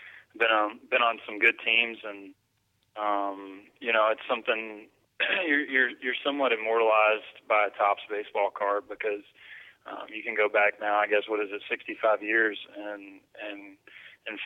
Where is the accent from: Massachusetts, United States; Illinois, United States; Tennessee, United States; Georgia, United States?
Georgia, United States; we grew up in Georgia